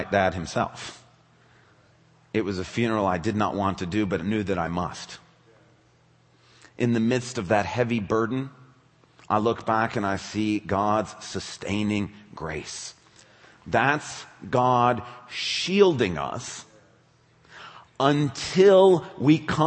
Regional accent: West Michigan, United States; I grew up in West Michigan

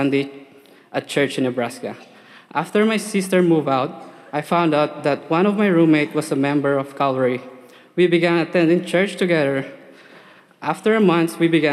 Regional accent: Philippines; moved away as an adult; now in United States; I was born in the Philippines, where I was baptized as an infant. Raised in a Catholic church, attended for 17 years

